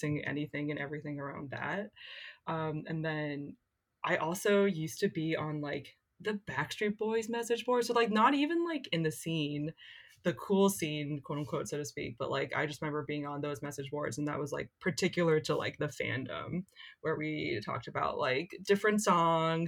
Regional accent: Lawrence, Kansas, United States; In 2003, I was in high school in a place called Lawrence, Kansas

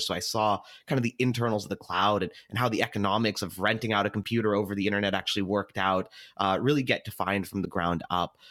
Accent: Seattle, Washington, United States; I was born and raised in Seattle

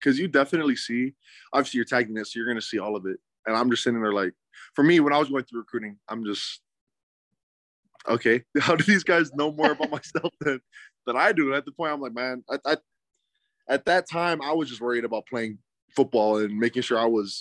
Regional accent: Spanish Fork, Utah, United States; I'm from Spanish Fork, but I live right next to Mapleton

